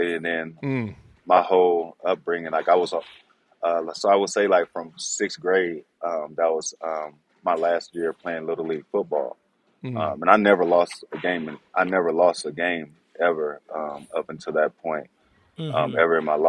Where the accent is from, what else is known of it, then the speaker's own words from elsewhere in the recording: Houston, Texas, United States; also born or lived in Pasadena, Texas; I was born in Houston, but mom moved us